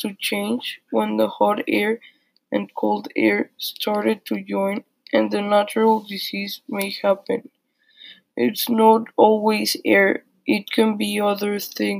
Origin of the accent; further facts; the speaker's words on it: Tampico, Tamaulipas, Mexico; My hometown, Tampico, is the most humid place I know.